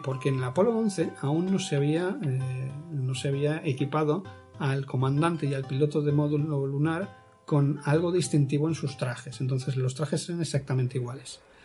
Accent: Spain; como españoles tenemos que tener ese orgullo

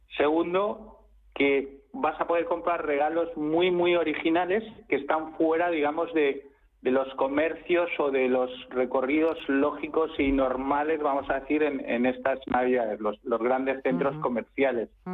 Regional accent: Madrid, Community of Madrid, Spain; yo soy madrileño de, puro cepa, de, tres generaciones. Soy un gato, un gato gato

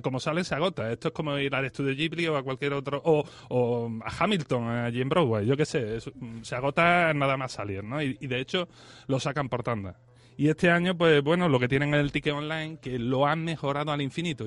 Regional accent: Spain; yo que soy español

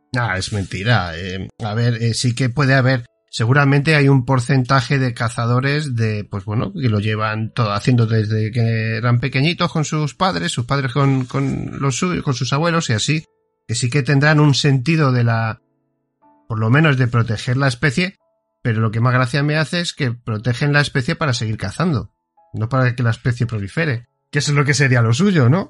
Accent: Spain; somos españoles

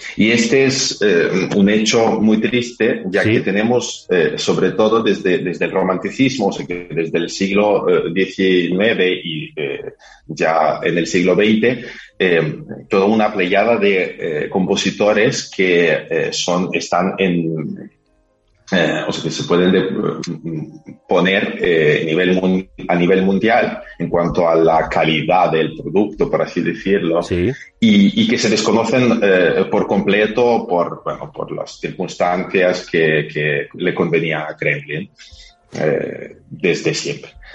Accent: Carpathians, Ukraine; moved away; de los Cárpatos, donde yo nací

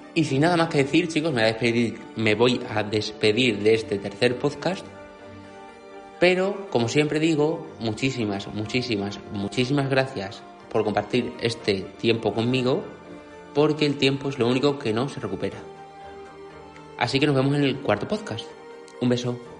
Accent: Extremadura, Spain; Extremadura, que es mi tierra natal

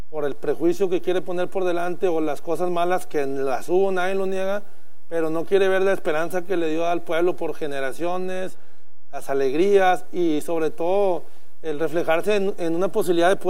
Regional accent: Mexico; para nosotros como mexicanos

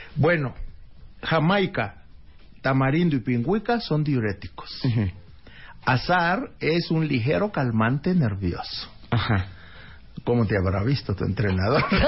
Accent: El Bajío, Guanajuato, Mexico; en el Bajío, allá donde yo nací, allá por Guanajuato

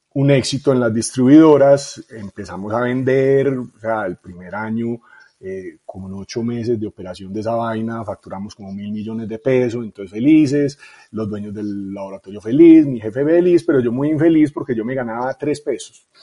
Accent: Medellín, Antioquia, Colombia; also born or lived in Itagüí; yo soy de Medellín

